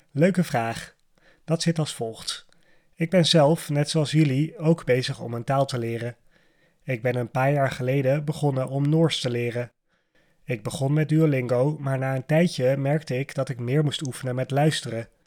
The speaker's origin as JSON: {"language": "Dutch", "town": "Amsterdam", "region": "North Holland", "country": "Netherlands", "tie": "born there", "said": "ik ben op dit moment 31 jaar oud. Ik ben geboren in Amsterdam, in het stadsdeel Amsterdam Noord. Ik woon nu ook nog in Amsterdam samen met mijn vriendin."}